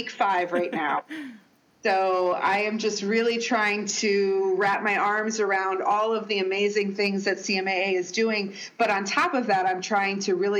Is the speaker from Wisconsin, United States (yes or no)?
yes; Milwaukee, Wisconsin, United States; moved away as an adult; now in Washington, D.C. area, United States; So I'm originally from Milwaukee, and so I've always considered Milwaukee teams to be sort of my home teams, even though I've been in this D.C., Northern Virginia area for more than 30 years.